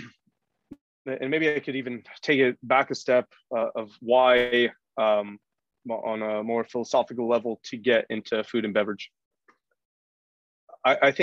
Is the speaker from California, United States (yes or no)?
yes; San Francisco Bay Area, California, United States; I grew up in the San Francisco Bay Area